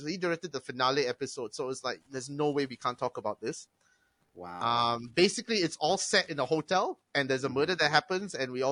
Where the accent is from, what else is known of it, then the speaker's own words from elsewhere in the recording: Singapore; I am from Singapore. Back in Singapore, I did this.